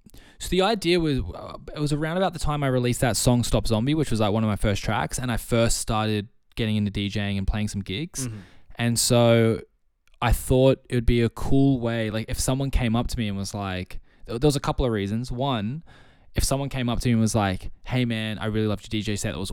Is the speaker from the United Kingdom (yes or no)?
no; Sydney, New South Wales, Australia; you know, I was originally from Sydney, so I didn't know a single person here.